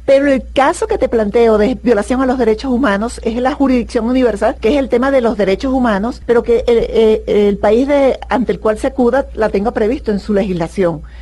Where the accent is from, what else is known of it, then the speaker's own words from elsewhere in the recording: Venezuela; mi país